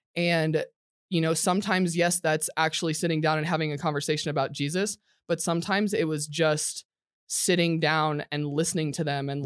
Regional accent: Nebraska, United States; I was born in Nebraska

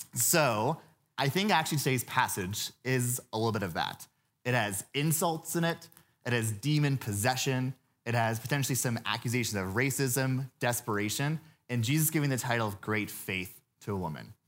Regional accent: Louisville, Kentucky, United States; now in Colorado, United States; I grew up in Louisville

